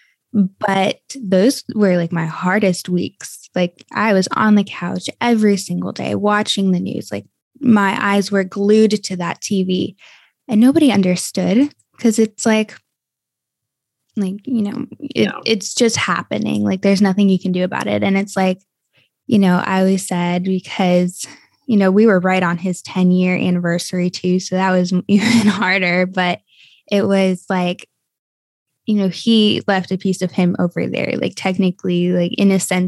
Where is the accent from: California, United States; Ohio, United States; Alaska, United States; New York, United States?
Ohio, United States; Cleveland; moved away; also born or lived in San Antonio, Texas / Florida; I was born and raised in Cleveland, Ohio, in a suburb.